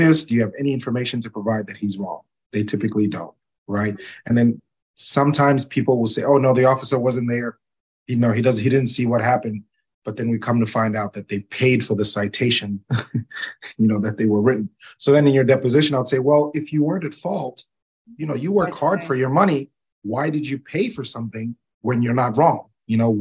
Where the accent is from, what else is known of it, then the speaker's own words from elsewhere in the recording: Zambia; moved away; I'm originally from Zambia myself